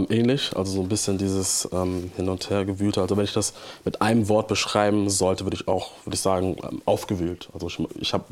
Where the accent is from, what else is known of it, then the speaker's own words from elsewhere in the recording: Hamburg, Germany; Ähm, ja, ich bin aus Hamburg und ich liebe diese Stadt auch. Ähm, und es ist auch meine Heimat